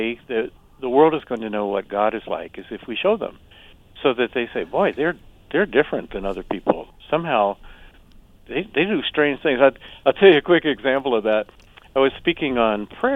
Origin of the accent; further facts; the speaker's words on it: the South, United States; an old phrase that I heard growing up in the South.